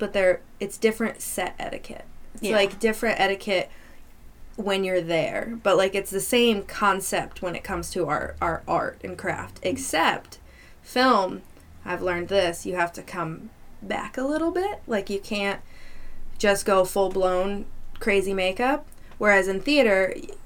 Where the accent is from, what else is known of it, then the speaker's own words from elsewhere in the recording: Vermont, United States; moved away as an adult; also born or lived in Manassas, Virginia; I'm from Vermont, so I, you know, I lived in Manassas